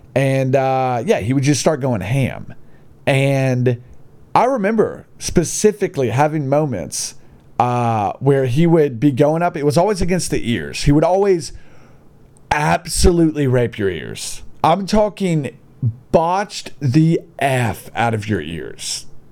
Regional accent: Gadsden, Alabama, United States; born or raised there

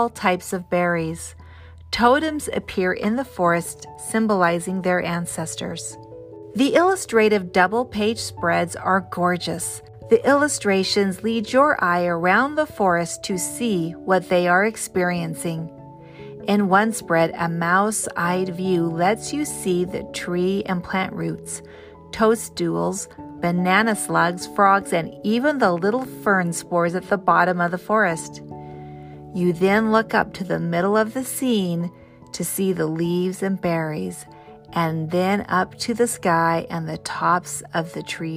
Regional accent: Pacific Northwest, United States; I grew up in the Pacific Northwest

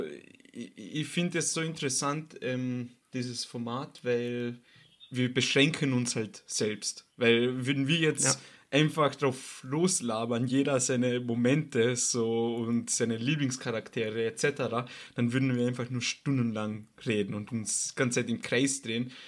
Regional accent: Austria; bei uns in Österreich

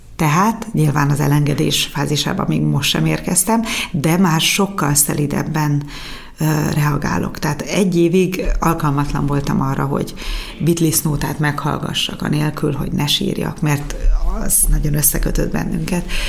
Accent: Gyula, Békés, Hungary

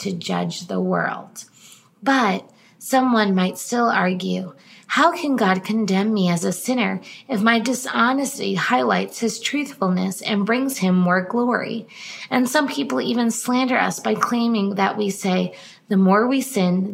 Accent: East Coast, United States; now in California, United States; growing up on the East Coast

